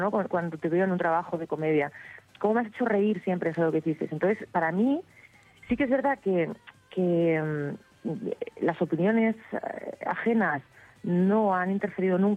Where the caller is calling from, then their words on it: Seville, Andalusia, Spain; Hola Patricia … de Sevilla.